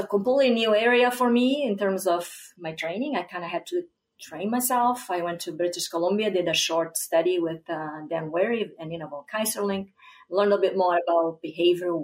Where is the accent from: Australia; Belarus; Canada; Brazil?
Brazil; southern Brazil; moved away as an adult; also born or lived in Iowa, United States; now in Minnesota, United States; where I grew up in Brazil, in southern Brazil.